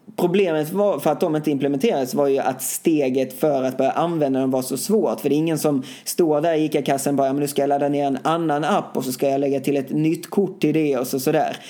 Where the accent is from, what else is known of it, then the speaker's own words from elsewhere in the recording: Sweden; hemma i Sverige